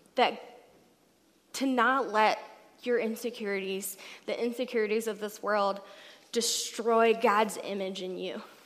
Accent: Alabama, United States; now in Seattle, United States; I'm from Alabama

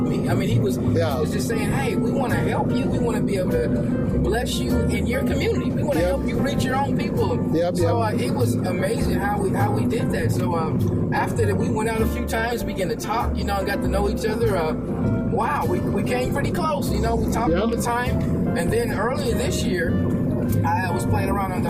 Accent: Seattle, Washington, United States; I grew up in the Rainier Valley area.

